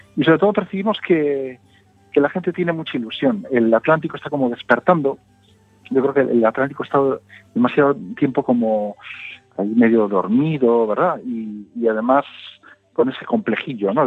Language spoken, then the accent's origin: Spanish; Galicia, Spain; Y todos en Galicia hemos visto